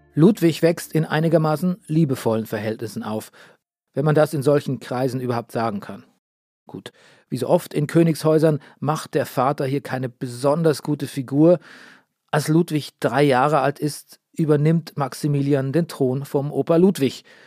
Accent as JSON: {"language": "German", "region": "Bavaria", "country": "Germany", "tie": "born or raised there", "said": "in meinem Heimatland Bayern."}